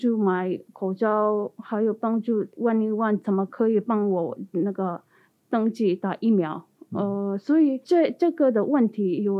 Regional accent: India; Chinese is a second language; 因为我是从印度来的

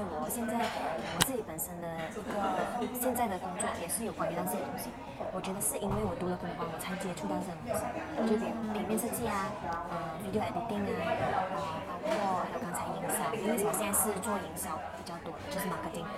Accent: Ipoh, Perak, Malaysia; now in Kuala Lumpur, Malaysia; 因为我其实之前是从就前两个月我是从怡保来到呃 KL 吉隆坡这边

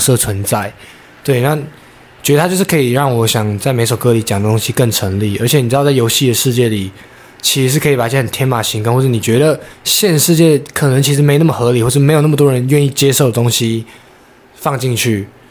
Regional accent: Taipei, Taiwan; also born or lived in Tainan; 我家本身就台北，我也是从小在台北长大的

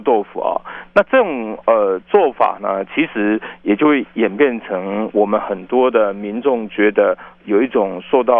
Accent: Taiwan; 我们说我们来自台湾没有错。

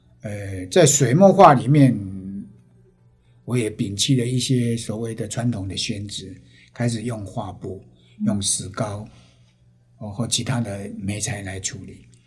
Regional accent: Penghu County, Taiwan; now in Kaohsiung, Taiwan; 是不是又归结到我呃澎湖时期幼年时期的墨的感染，

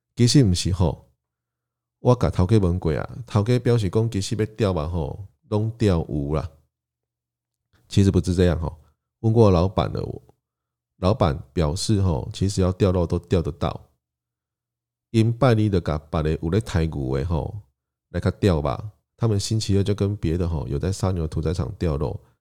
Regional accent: Tainan, Taiwan; also born or lived in Kaohsiung; 虽然我出生在台南，但从小就跟着父母，因为工作关系，台南、高雄两地搬家跑，一直到国中毕业后，慢慢才真正在台南开始生活

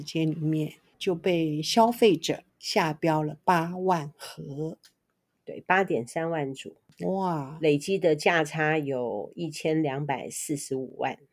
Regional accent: Taiwan; 身为台湾人的我

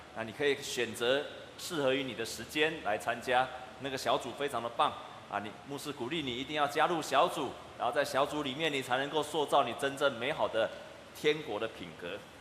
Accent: Taiwan; 我们台湾人

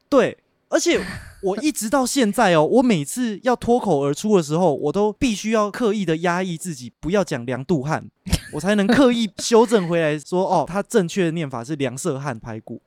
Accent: Yunlin County, Taiwan; also born or lived in Xinying, Tainan; 我们老家在云林嘛， 我爸妈工作的地方是在台南的新营

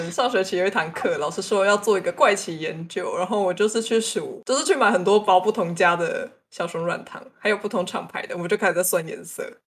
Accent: Tainan, Taiwan; 安娜，我台南人呢，我吃这个才是应该的。

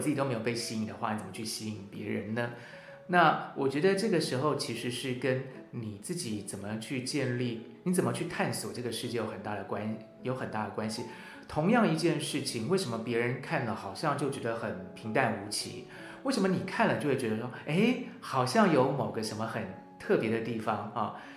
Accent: National Tsing Hua University campus, Hsinchu City, Taiwan; 我自己小时候就是在清华的大草坪玩着长大的

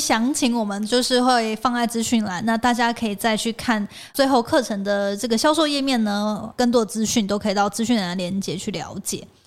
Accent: Hualien County, Taiwan; moved away; 小时候在 花莲嘛，但是现在长大之后回来

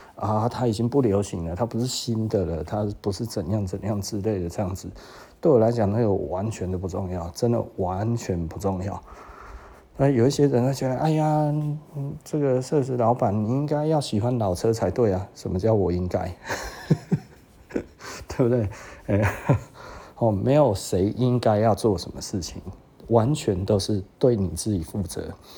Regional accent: Taiwan; 就我们台湾人不太想要被人呃尊重吗？

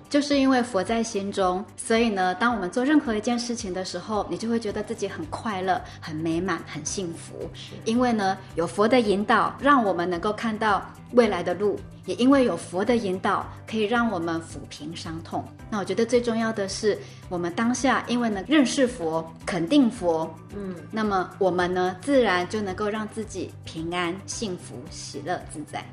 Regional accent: Taiwan; moved away; 我可能要回去我的故乡，回台湾

